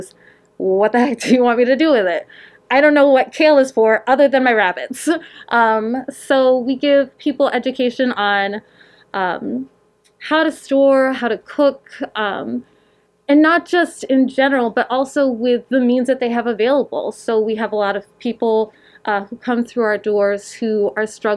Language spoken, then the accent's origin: English; Rutland, Vermont, United States; also born or lived in Florida / Mendon, Vermont; I grew up in Rutland City